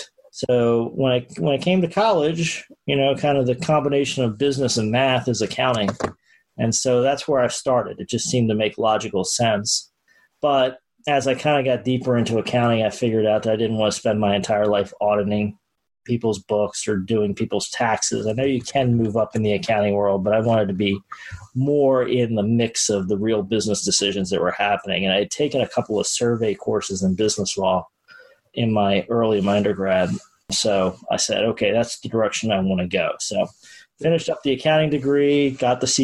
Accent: Baltimore, Maryland, United States; moved away as an adult; now in Florida, United States; Grew up in Baltimore, Maryland, so northern suburbs, and did all of my education in the Maryland area, Baltimore area.

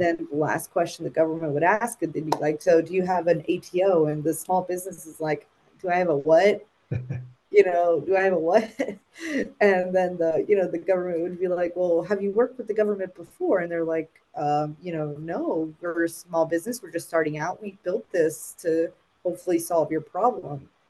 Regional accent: South Florida, United States; moved away as an adult; also born or lived in Puerto Rico; went to school for elementary, middle, and high down in South Florida

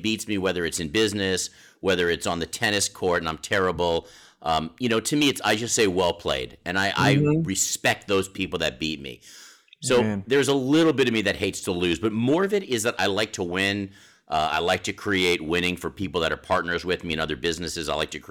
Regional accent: Redondo Beach, California, United States; also born or lived in Boston; I was born in Redondo Beach, California.

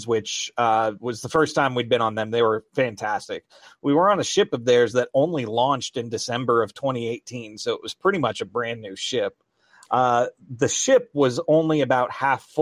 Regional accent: Chattanooga, Tennessee, United States; I grew up in Chattanooga

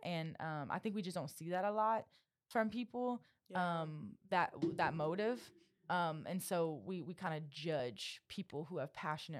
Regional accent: Louisiana, United States; I'm also from Happy Southwest feelings. Louisiana. Yeah, I'm Cajun.

